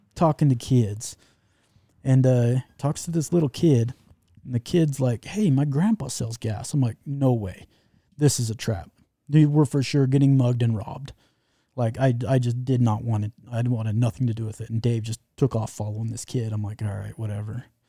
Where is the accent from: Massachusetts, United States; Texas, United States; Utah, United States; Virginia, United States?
Utah, United States; Utah? You heard of Utah?